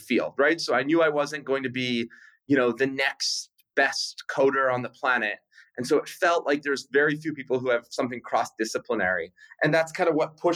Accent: Winnipeg, Manitoba, Canada; moved away as an adult; I grew up in Winnipeg, Canada.

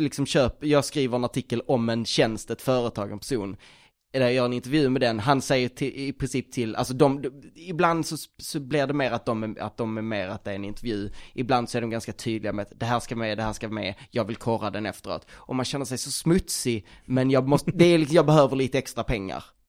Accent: Skåne, Sweden; Jag är från Skåne

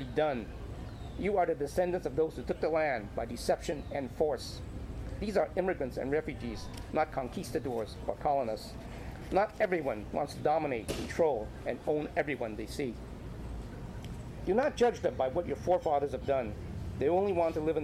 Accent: Canada; I grew up in Canada and I am a Canadian citizen.

